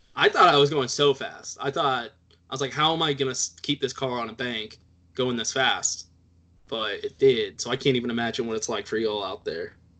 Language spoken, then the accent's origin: English; Texas, United States; I'm Texan, so I'm like halfway Mexican already